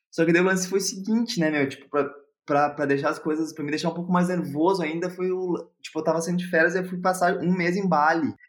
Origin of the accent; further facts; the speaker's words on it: Porto Alegre, Rio Grande do Sul, Brazil; moved away as an adult; also born or lived in Hamburg, Germany; now in Berlin, Germany; sou de Porto Alegre